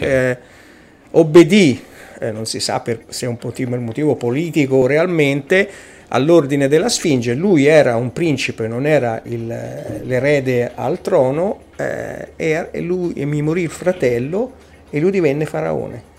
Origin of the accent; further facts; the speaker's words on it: Casentino, province of Arezzo, Tuscany, Italy; vengo dalla provincia di Arezzo, eh, in particolare dal Casentino